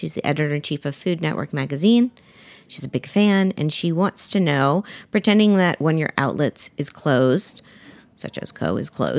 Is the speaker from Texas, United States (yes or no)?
no; Miami, Florida, United States; born or raised there